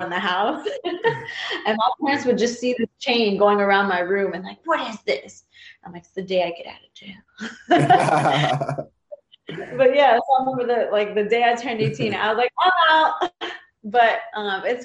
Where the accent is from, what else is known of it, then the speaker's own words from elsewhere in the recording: Texas, United States; also born or lived in New Jersey; I was born in New Jersey, raised in Texas